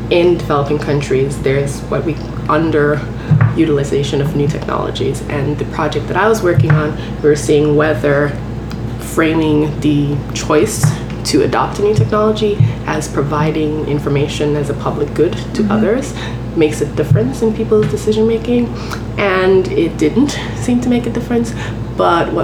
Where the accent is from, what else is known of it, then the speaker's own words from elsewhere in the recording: Grenada; moved away as an adult; now in Schenectady, United States; where I grew up in Grenada, which is a tiny island, 100,000 people